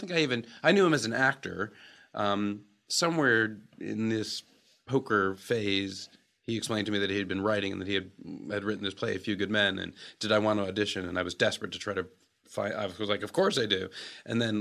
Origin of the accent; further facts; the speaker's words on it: New Rochelle, New York, United States; I grew up in New Rochelle, New York, in the suburbs, 45 minutes north of the city